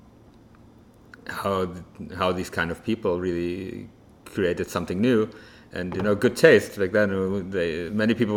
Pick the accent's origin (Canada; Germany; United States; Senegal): Germany; Frankfurt, Hesse; now in Tel Aviv, Israel; me growing up in Germany, especially in Frankfurt